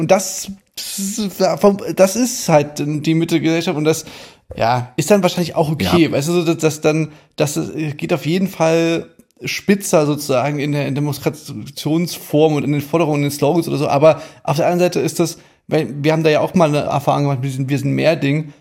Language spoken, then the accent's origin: German; Germany; bei uns in Deutschland